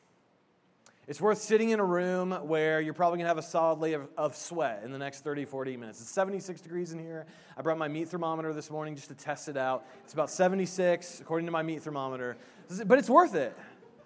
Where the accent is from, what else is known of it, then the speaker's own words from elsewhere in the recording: Indiana, United States; I'm from Indiana